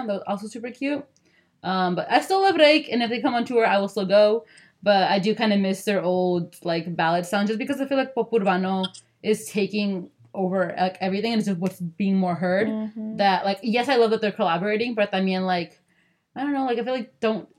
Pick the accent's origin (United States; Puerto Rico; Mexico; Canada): Mexico; Sinaloa